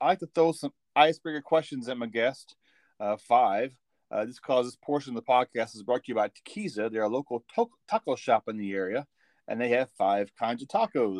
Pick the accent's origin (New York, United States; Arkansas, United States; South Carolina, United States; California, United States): Arkansas, United States; also born or lived in Washington State; now in Washington, United States; I'm from Arkansas actually. So I live in Washington State, but I grew up in Arkansas.